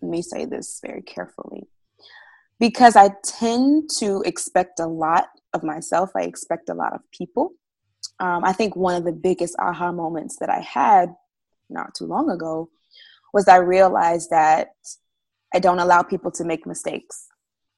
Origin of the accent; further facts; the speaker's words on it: Florida, United States; now in Georgia, United States; I am originally from Florida, been living up in Georgia for the past actually 11 years now